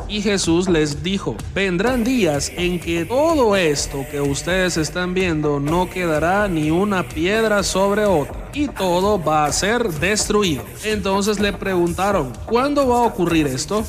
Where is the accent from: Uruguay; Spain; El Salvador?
El Salvador; Soy salvadoreño, pero me considero un costarricense más.